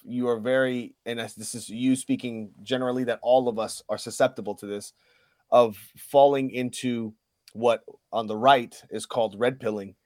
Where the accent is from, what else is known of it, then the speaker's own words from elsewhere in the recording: Puerto Rico; I'm a Puerto Rican. I keep both the flags on me.